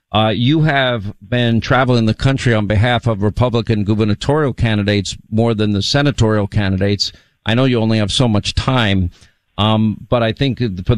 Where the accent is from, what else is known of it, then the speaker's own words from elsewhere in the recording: New York, United States; moved away as an adult; As somebody who was born and raised in New York and left New York for 16 years and wish I was out of New York now